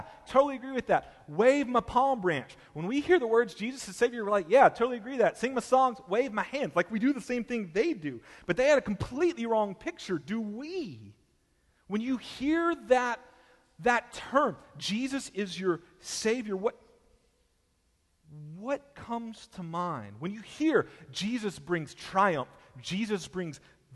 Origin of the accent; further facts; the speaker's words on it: Texas, United States; I was born in Texas